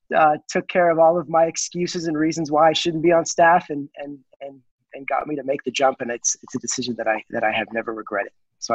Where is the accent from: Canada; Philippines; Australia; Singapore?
Canada; moved away as an adult; now in Texas, United States; I am Canadian and I enjoy speaking and talking to others that are part of the Commonwealth. My wife is Texan and that's why I'm here in Texas. When we got married, we compromised and moved to Texas.